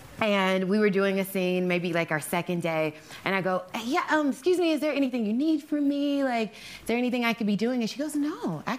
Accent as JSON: {"language": "English", "town": "Houston", "region": "Texas", "country": "United States", "said": "I'm from Houston, Texas"}